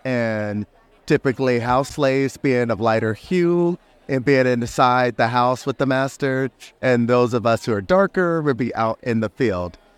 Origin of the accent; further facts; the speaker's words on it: United States; I'm from the United States